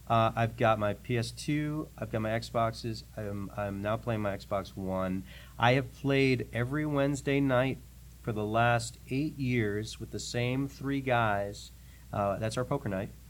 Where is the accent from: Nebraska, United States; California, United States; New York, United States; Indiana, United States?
New York, United States; New York City; moved away as an adult; now in Nashville, United States; I grew up in New York City